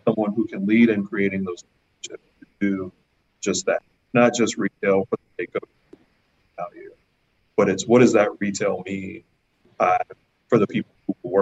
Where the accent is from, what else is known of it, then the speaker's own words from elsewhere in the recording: New Orleans, Louisiana, United States; moved away as an adult; now in Vancouver, Canada; I'm a guy from New Orleans.